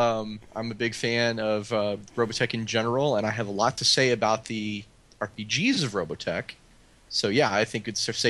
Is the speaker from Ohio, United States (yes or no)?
no; Austin, Texas, United States; Austin, Texas, my hometown.